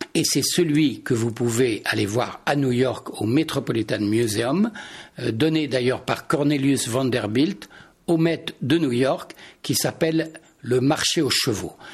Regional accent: Touraine, Centre-Val de Loire, France; je suis né en Touraine

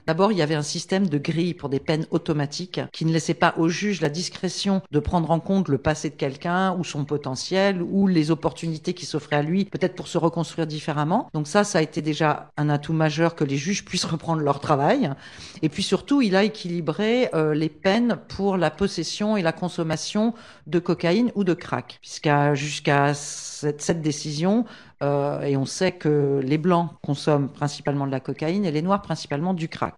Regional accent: France; Je suis française, mariée à un condamné à mort, euh, au Texas, aux États-Unis

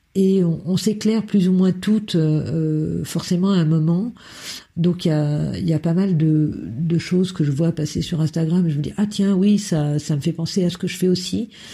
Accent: Berry, Centre-Val de Loire, France; also born or lived in Lille; now in Brussels, Belgium; Je suis née dans le, dans le Berry, une région euh, du centre de la France

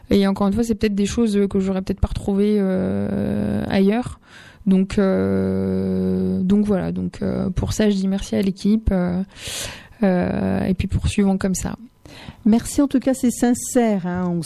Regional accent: Amiens, Hauts-de-France, France; moi je viens d'Amiens et j'ai remplacé aux alentours Damien.

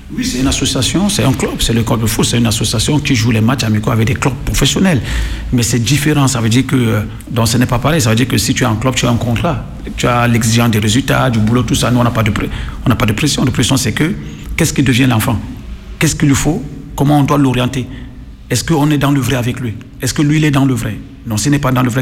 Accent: Cameroon; moved away as an adult; also born or lived in Italy; now in France; J'ai joué un peu dans mon pays, je suis camerounais

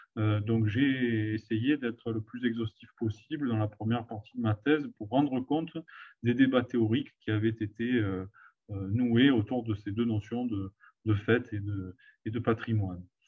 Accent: Provence-Alpes-Côte d'Azur, France; je travaillais dans ma, dans ma région d'origine de manière progressive. J'ai commencé par travailler sur mon, ma propre famille, puis mon propre village

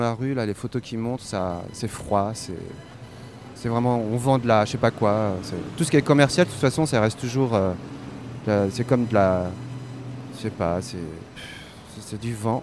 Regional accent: Brussels, Brussels-Capital Region, Belgium; je suis de Bruxelles

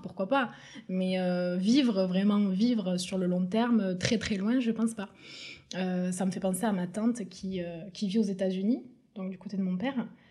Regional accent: Tournefeuille, Occitania, France; also born or lived in Toulouse; j'ai grandi euh, à Tournefeuille avec mes deux parents

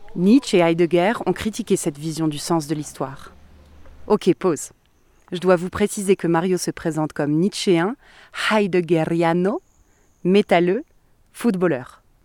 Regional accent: France; now in Mexico City, Mexico; je suis française. Je suis d'un pays qui a colonisé

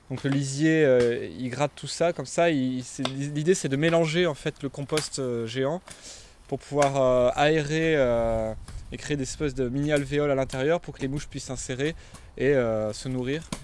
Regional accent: south of France, France; euh, je viens du, sud, de la France.

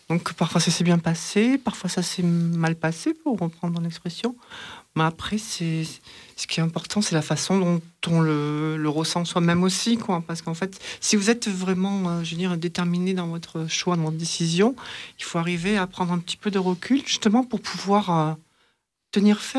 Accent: Marseille, Provence-Alpes-Côte d'Azur, France; born there; accent: chantant; Donc, je suis née euh, sur Marseille. Donc parfois ça ressort un petit peu, c'est chantant comme on dit.

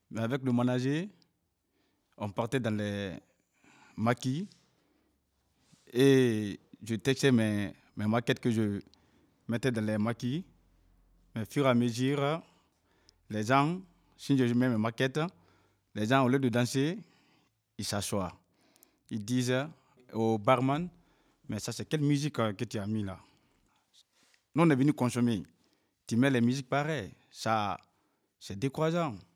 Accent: Cameroon; Je viens du Cameroun.

